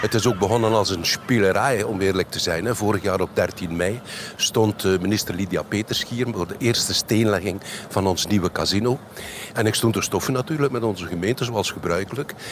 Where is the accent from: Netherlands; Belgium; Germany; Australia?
Belgium; Lombardsijde, Flanders; een van die deelgemeenten is Lombardside. is ook mijn geboortedorp